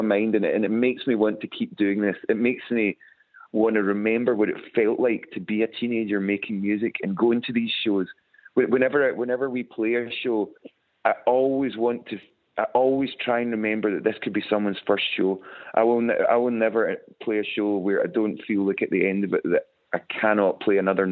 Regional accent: West Coast of Scotland, United Kingdom; we're from the West Coast of Scotland.

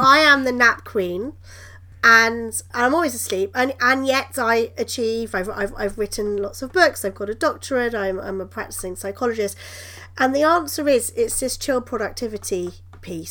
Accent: United Kingdom; I'm British

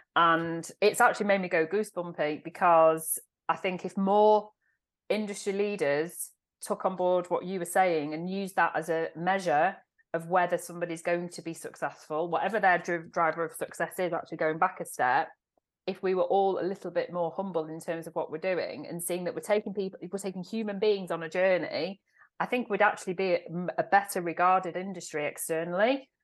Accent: Manchester, North West England, United Kingdom; my heart and soul is in Manchester. I am a Mancunian, proud Man City fan

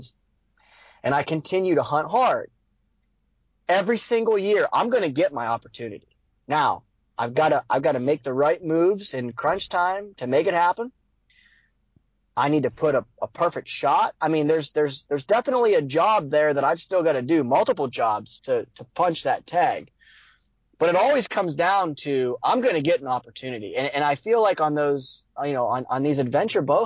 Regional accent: Ohio, United States; Here in Ohio

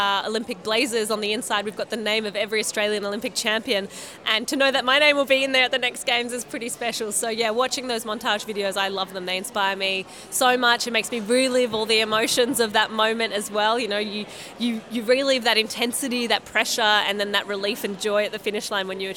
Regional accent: Marseille, Provence-Alpes-Côte d'Azur, France; from the south, I'm from Marseille

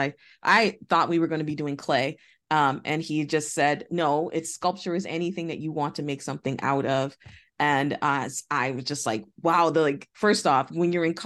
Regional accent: Boston, Massachusetts, United States; I grew up in Boston.

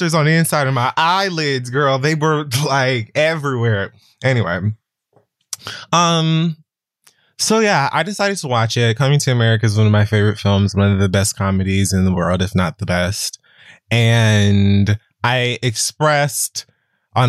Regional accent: Jamaica; moved away; also born or lived in Harlem, New York; as a Jamaican who's lived in Harlem

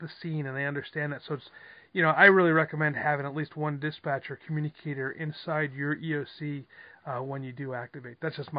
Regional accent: New York, United States; now in Southern California, United States; I'm from New York originally

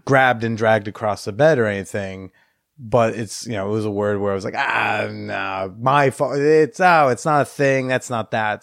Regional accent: Iowa, United States; also born or lived in New Jersey / Pennsylvania; I was raised in Iowa

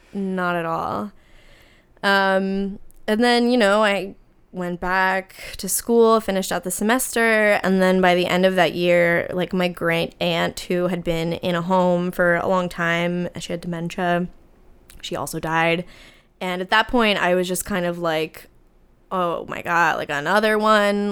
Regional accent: New Jersey, United States; I'm from New Jersey

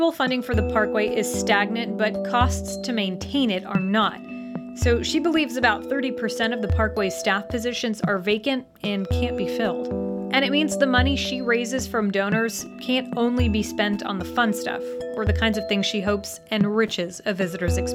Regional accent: Southwest Virginia, United States; moved away as an adult; also born or lived in California; now in Asheville, United States; basically grew up on the parkway that winds through these stunning vistas. Well, I was born and raised in Southwest Virginia

